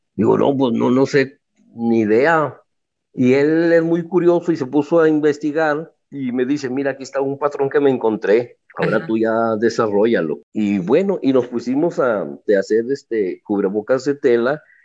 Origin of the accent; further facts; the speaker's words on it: Guadalupe, Zacatecas, Mexico; yo soy originario de Guadalupe, Zacatecas